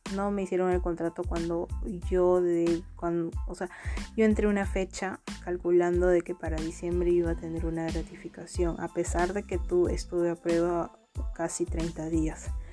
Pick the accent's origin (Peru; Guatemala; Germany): Peru; Huacho, Lima; soy de Huacho